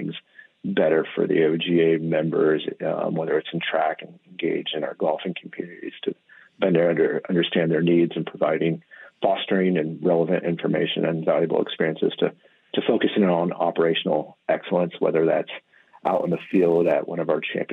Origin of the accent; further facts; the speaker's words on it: Midwest, United States; also born or lived in Monterey, California; now in Oregon, United States; I grew up in the Midwest